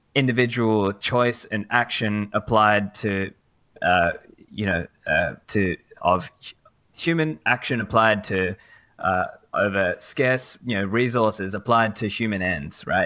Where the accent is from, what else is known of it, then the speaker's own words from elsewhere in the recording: Sydney, New South Wales, Australia; also born or lived in Sri Lanka; Originally, I'm from Sri Lanka, but I have grown up here in Sydney, Australia